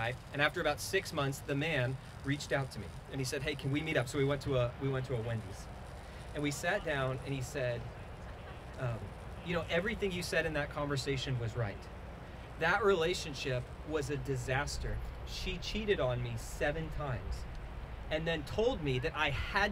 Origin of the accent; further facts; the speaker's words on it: South Florida, United States; I'm from South Florida, and I grew up on a canal